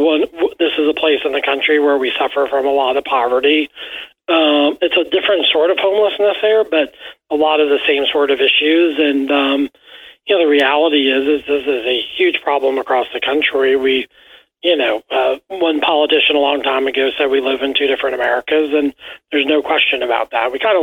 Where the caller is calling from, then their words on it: Kentucky, United States; I'm calling you from the Commonwealth of Kentucky, where we're a beautiful state.